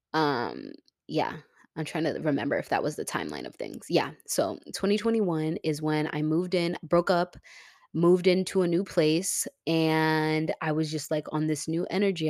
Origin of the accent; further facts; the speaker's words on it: Tampa, Florida, United States; moved away as an adult; now in Houston, United States; my hometown is Tampa